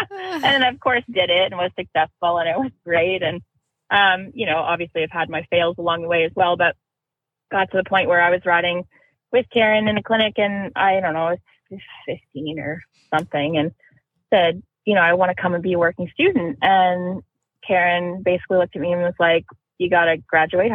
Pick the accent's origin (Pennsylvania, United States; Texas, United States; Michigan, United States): Pennsylvania, United States; Pittsburgh; I grew up in Pittsburgh